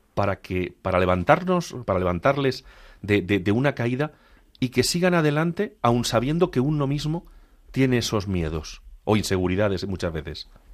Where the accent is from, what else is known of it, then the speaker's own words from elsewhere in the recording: Castilla-La Mancha, Spain; como dicen en mi tierra manchega